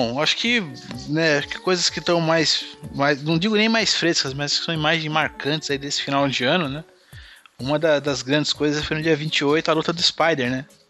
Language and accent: Portuguese; Guarulhos, São Paulo, Brazil; como sempre aqui na minha terra de Guarulhos